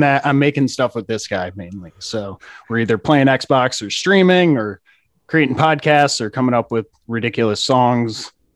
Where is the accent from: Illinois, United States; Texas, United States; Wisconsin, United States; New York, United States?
New York, United States; I grew up in New York